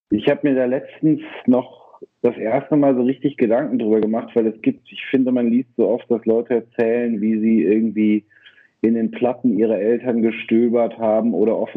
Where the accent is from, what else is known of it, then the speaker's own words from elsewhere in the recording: Bonn, North Rhine-Westphalia, Germany; So, ich bin in Bonn aufgewachsen.